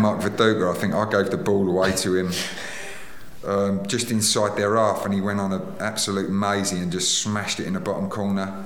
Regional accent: England, United Kingdom; As an Englishman

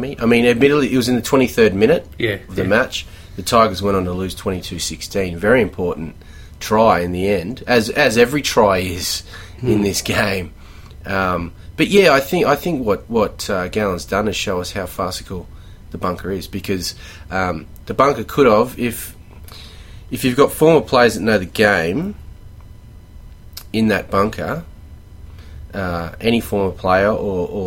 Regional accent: Queensland, Australia; I'm a Queenslander.

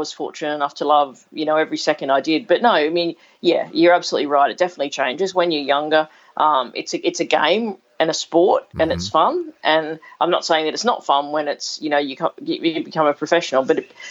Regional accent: Cowra, New South Wales, Australia; also born or lived in Sydney, Australia; we moved out to Cowra when I was, I was seven

